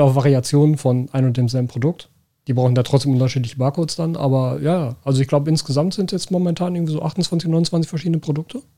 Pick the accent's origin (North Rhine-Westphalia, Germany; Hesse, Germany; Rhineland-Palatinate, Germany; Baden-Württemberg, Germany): North Rhine-Westphalia, Germany; Ruhr area; accent: Ruhrpott; first language German; das Ruhrpott kein Verständnisproblem erzeugt